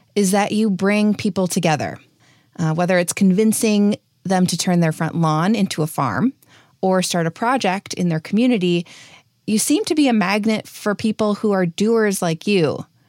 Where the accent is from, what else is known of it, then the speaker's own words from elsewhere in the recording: Wisconsin, United States; growing up in Wisconsin